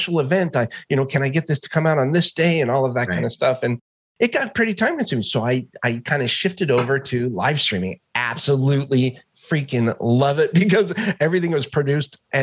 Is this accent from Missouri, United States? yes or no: no; Alaska, United States; I grew up in Alaska.